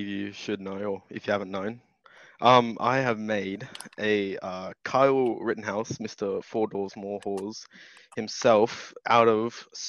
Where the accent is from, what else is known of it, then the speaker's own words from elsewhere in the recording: Australia; I'm Australian